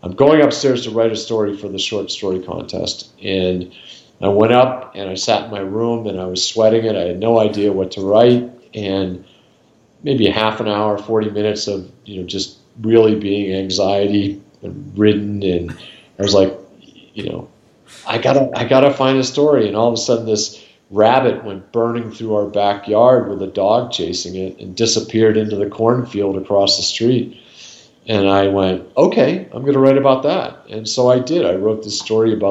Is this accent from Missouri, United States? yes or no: no; outside of Boston, Massachusetts, United States; moved away as an adult; now in Montana, United States; I grew up outside of Boston